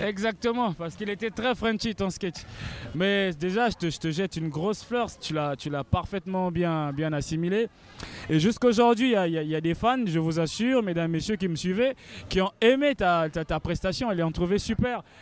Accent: Republic of the Congo; Mundele, ça veut dire blanc chez nous

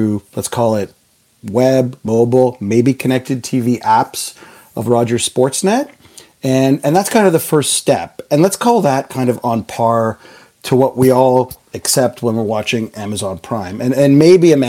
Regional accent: Canada; I'm the Canadian in the room

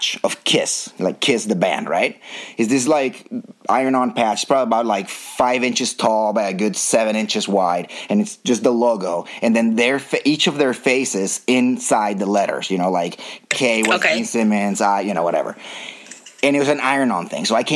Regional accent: Bogota, Colombia; I was born and raised in Bogota

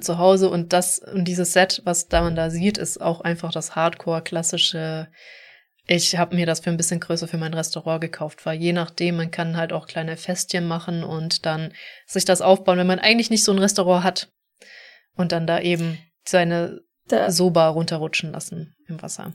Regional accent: Stuttgart area, towards the Black Forest, Baden-Württemberg, Germany; da wo ich herkomme, Großraum Stuttgart, Richtung Schwarzwald

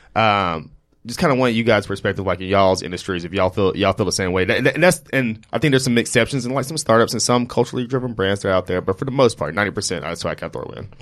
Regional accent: Jackson, Mississippi, United States; now in New York, United States; growing up from, like, Jackson

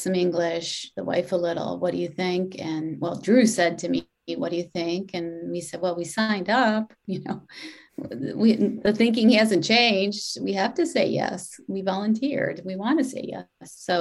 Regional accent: Detroit, Michigan, United States; now in Boston, United States; I'm Catholic. I grew up in Detroit

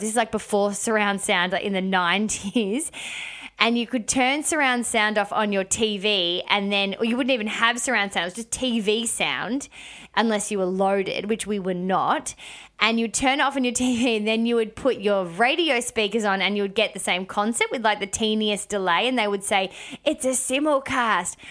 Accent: Melbourne, Victoria, Australia; moved away; I went to went to Melbourne town, which is my hometown

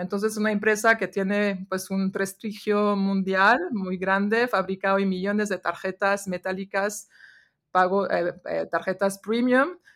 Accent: France; Spanish is a second language; moved away as an adult; now in Mexico; crecí en Francia

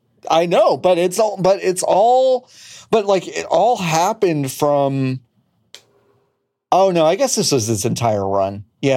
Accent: Amarillo, Texas, United States; moved away; If I move to Texas, I can't run anywhere but Amarillo because that's where I was born.

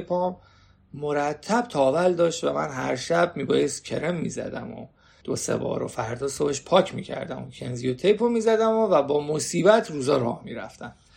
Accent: Iran; من ایرانیم

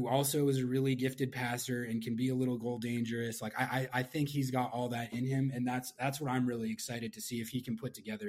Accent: Santa Fe, New Mexico, United States; moved away; I'm a diehard New Mexico United fan in the USL Championship, because I'm from Santa Fe originally.

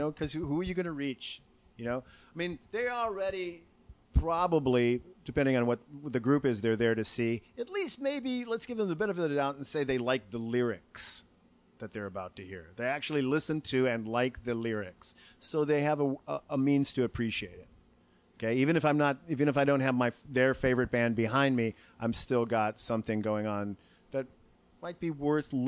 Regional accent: Chicago, Illinois, United States; also born or lived in Arlington Heights; I was born in Chicago, but I didn't live there my whole life

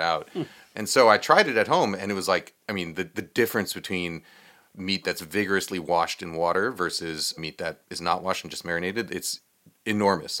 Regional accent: New York, United States; I grew up in New York

